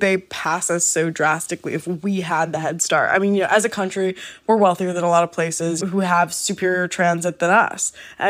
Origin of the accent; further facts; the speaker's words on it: New York, United States; I'm from New York, so don't talk to me like I'm not from New York.